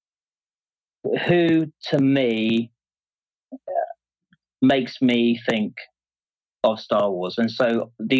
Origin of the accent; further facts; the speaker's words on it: Exmouth, South West England, United Kingdom; where I grew up, a place called Exmouth, near Exeter in the southwest of England